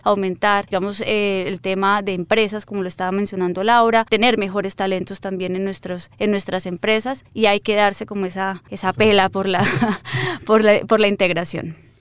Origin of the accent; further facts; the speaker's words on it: Colombia; somos los colombianos, las colombianas